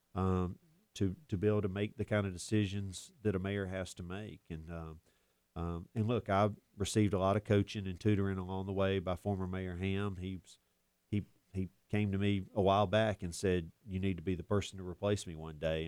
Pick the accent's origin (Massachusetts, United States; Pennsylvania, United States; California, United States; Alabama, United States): Alabama, United States; Auburn; also born or lived in Birmingham; I was raised here in Auburn. My family moved here when I was just a baby, and I spent my entire life here